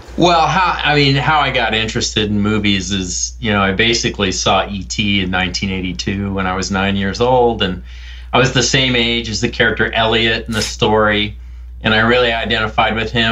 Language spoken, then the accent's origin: English; Columbus, Ohio, United States; now in Austin, Texas, United States; I was growing up in Columbus, Ohio